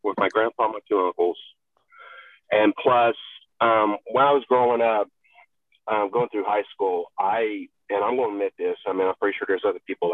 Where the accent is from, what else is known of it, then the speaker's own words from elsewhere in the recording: a rural Appalachian state, United States; moved away as an adult; also born or lived in Texas; I was born in Texas. I did not grow up there. Actually, I grew up in a rural Appalachian state until I was 18